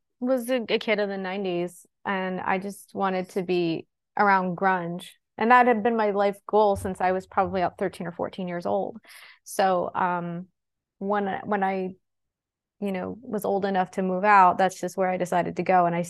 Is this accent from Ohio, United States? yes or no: no; Pennsylvania, United States; I grew up in Pennsylvania, about 45 miles north of Pittsburgh.